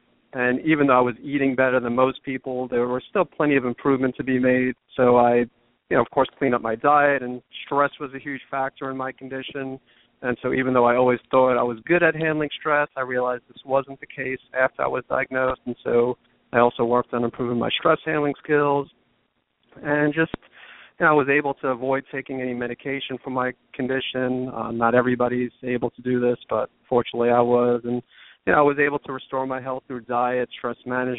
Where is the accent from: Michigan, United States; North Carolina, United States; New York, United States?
New York, United States; New York area, United States; moved away; also born or lived in the South (US); originally from the New York area